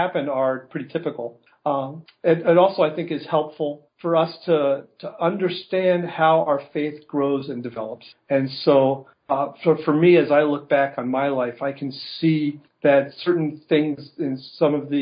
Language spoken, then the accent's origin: English; northern New Jersey, United States; also born or lived in Colorado; now in Grand Rapids, United States; I grew up in the Christian Reformed Church in northern New Jersey